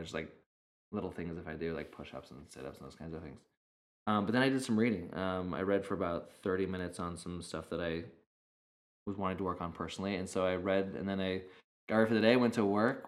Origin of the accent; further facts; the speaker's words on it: Idaho, United States; also born or lived in Arizona; now in California, United States; growing up in Idaho and in Arizona, there was, I mean, a lot of open space